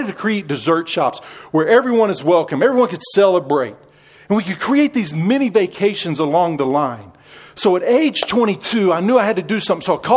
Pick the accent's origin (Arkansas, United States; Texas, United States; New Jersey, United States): Texas, United States; I'm a Texan